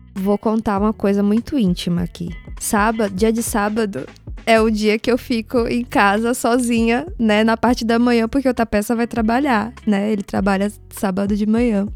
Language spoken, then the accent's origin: Portuguese; Salvador, Bahia, Brazil; also born or lived in Uruguay; now in São Paulo, Brazil; da minha infância lá em Salvador